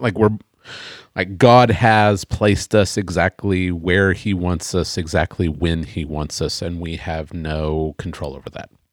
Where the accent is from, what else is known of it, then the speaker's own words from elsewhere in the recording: Oklahoma, United States; I'm an American. I was born in Oklahoma